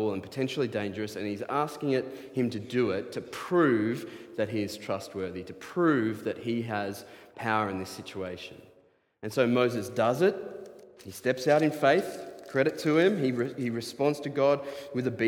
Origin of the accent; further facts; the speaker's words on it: Diamond Creek, Victoria, Australia; I grew up around snakes in Diamond Creek